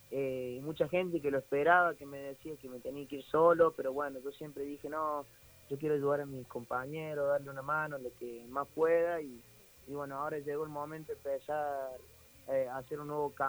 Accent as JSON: {"language": "Spanish", "region": "Córdoba", "country": "Argentina", "tie": "born or raised there", "lives_now": "Saldán, Argentina", "said": "yo vivo en Saldan, me crié de chiquito en Nueva Italia, ahí en el canche de Racing."}